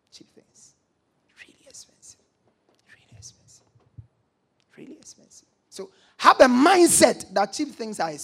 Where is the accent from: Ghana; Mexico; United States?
Ghana; I'm even a Ghanaian.